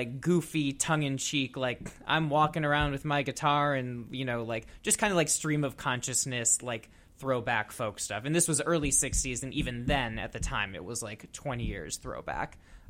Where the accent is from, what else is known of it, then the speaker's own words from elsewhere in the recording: Minnesota, United States; moved away as an adult; also born or lived in Madison, Wisconsin; I'm originally from Minnesota, but I went to school at the University of Wisconsin-Madison.